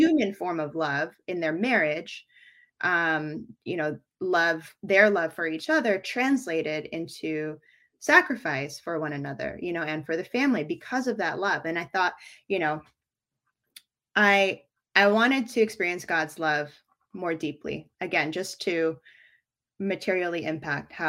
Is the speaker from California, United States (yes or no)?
yes; Bay Area, California, United States; moved away as an adult; also born or lived in New York City, United States; now in Philippines; raised in the Bay Area